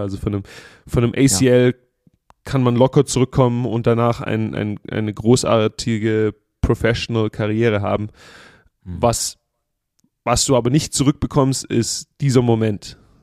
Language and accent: German; Germany; now in United States; wir als Deutsche